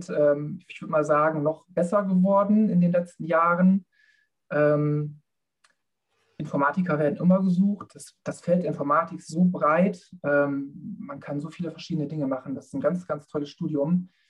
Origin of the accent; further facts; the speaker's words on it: Bad Zwischenahn, Lower Saxony, Germany; Ja, also ich komme aus Bad Zwischenahn, ähm, bin dort aufgewachsen.